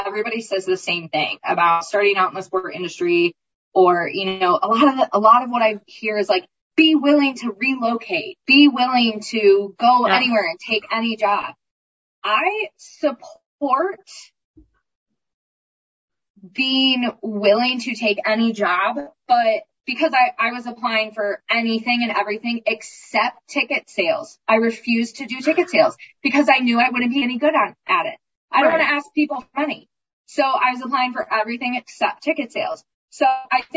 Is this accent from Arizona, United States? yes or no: no; Maryland, United States; moved away; also born or lived in Indiana / Oklahoma / Texas; I love Maryland. I'm from Maryland